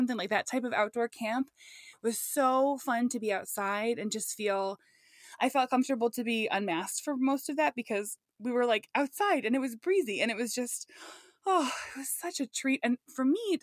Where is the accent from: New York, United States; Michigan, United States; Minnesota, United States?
Minnesota, United States; La Crescent; moved away; the La Crescent, Minnesota area where I'm from